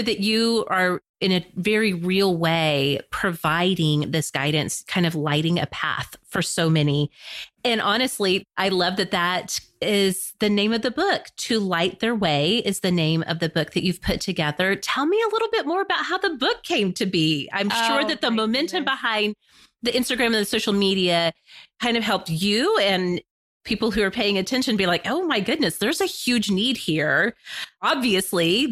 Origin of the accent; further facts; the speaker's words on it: United States; as American Christians